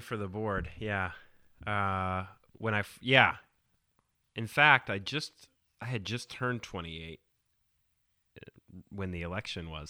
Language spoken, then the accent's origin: English; Southern California, United States; moved away; I grew up in Southern California, I live here now